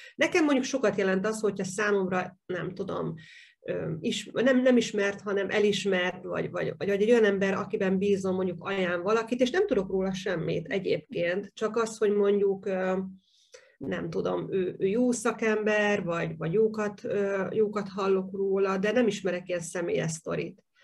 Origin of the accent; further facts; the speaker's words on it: Hungary; én is vidéki vagyok